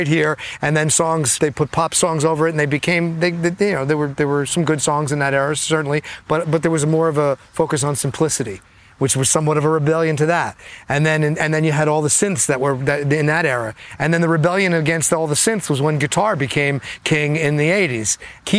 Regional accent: New Jersey, United States; when I was growing up in New Jersey

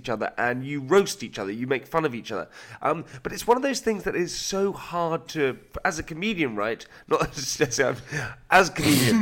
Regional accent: United Kingdom; being British

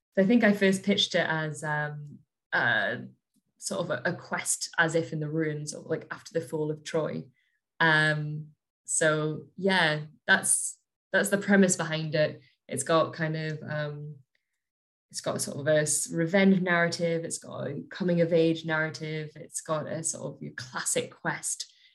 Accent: Northumberland, North East England, United Kingdom; now in Scotland, United Kingdom; I grew up just in Northumberland, so just south of the border

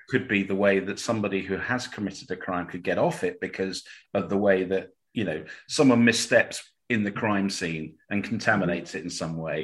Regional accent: Cambridge, East of England, United Kingdom; I'm from Cambridge

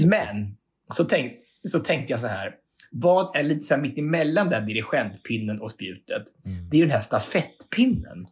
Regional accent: Hallsberg, Örebro County, Sweden; Jag är hemma i Hallsberg

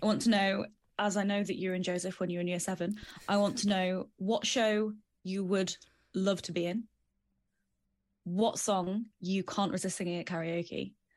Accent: the Midlands, England, United Kingdom; now in Dagenham, United Kingdom; I am originally from the Midlands, and now I live in Dagenham.

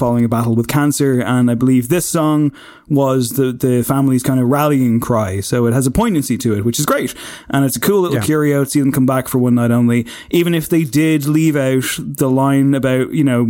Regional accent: Drogheda, Leinster, Ireland; I'm from Drogheda

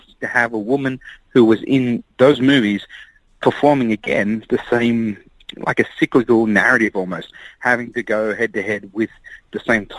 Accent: Australia; growing up in Australia, we entered Trop Fest

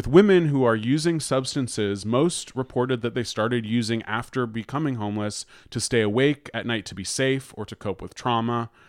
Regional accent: San Francisco, California, United States; And then I was just thinking, like, I don't know, growing up in San Francisco, where there's always been like a lot of homeless people, you grow up learning.

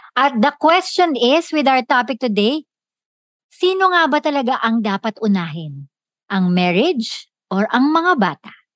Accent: Philippines; tayo sa kultura natin bilang Pilipino

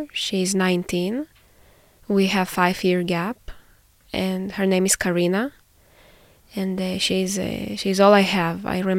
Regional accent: Israel; I'm 24 years old. Born and raised in Israel, and now currently I'm a master's student at the Hebrew University of Jerusalem.

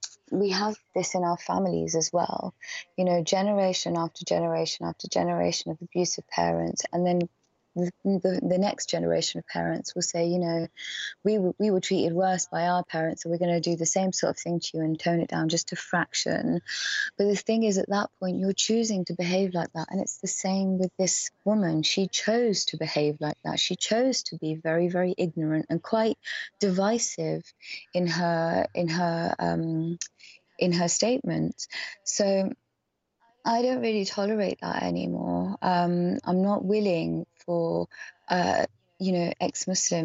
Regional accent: Oxford, South East England, United Kingdom; I was born and raised in Oxford

